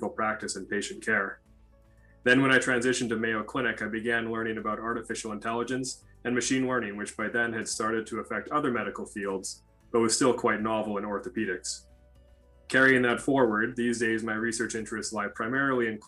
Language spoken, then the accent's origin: English; Canada; moved away as an adult; also born or lived in Oslo, Norway / Minnesota, United States; now in Minneapolis, United States; I'm actually originally from Canada, and that's where I completed most of my training, including medical school and orthopedic residency